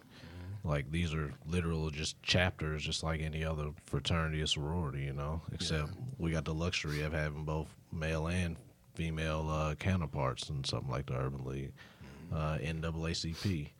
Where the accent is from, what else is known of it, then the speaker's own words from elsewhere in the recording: Kentucky, United States; just because I came from Kentucky and I knew there was a bunch of brown people here.